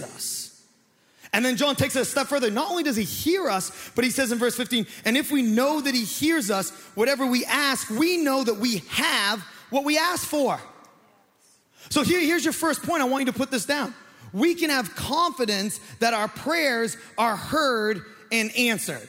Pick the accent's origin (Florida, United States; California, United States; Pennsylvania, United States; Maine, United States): Maine, United States; I'm from Maine